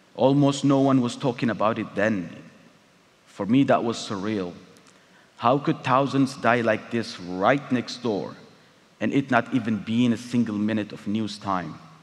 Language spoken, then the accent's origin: English; Eritrea; moved away as an adult; my home country, Eritrea